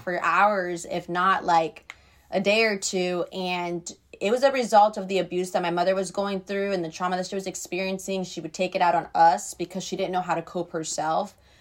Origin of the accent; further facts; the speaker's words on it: Treasure Coast, Florida, United States; I was raised in Florida with my grandma and my great-grandma, and I've been here my entire life, really